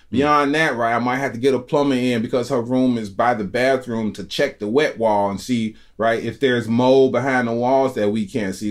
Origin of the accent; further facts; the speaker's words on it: Chicago, Illinois, United States; I'm a Chicagoan